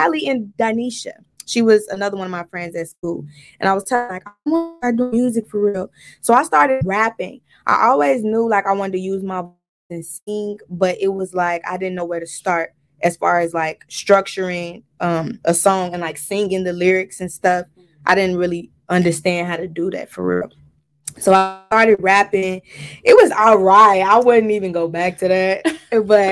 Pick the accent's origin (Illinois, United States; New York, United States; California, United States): Illinois, United States; Chicago; I'm from Chicago, South Side Chicago, South Suburbs of Chicago. Both of them